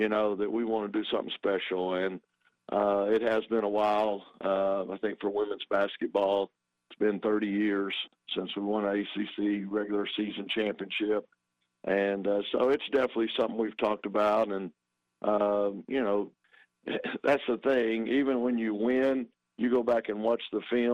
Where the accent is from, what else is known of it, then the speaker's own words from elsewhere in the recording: Texas, United States; moved away; I grew up in Texas.